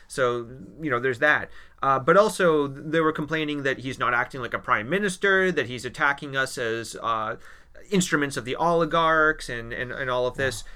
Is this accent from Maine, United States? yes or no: yes; Maine, United States; now in Latvia; I'm from Maine